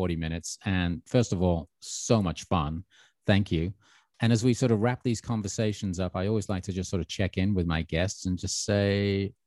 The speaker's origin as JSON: {"language": "English", "town": "Birmingham", "region": "West Midlands", "country": "United Kingdom", "tie": "born or raised there", "said": "I grew up in Birmingham in the Midlands"}